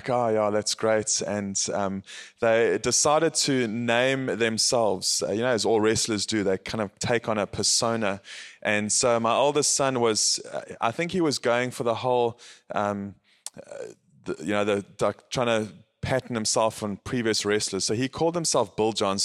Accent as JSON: {"language": "English", "town": "Howick", "region": "KwaZulu-Natal", "country": "South Africa", "said": "I'm from South Africa, a place called Howick, Howick. And it is in the Midlands"}